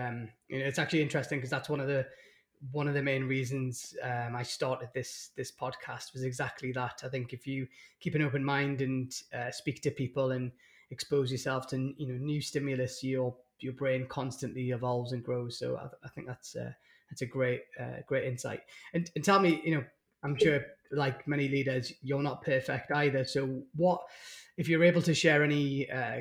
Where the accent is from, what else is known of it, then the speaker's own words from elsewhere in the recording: North East England, United Kingdom; I'm obviously from the northeast of England